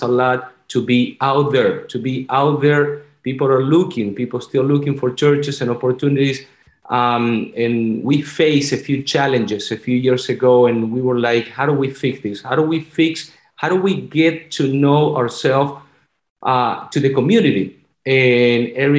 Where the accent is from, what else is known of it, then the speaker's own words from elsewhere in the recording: Argentina; English is a second language; moved away as an adult; also born or lived in Virginia; now in Florida, United States; I'm originally from Argentina. That's why I have this beautiful, so good accent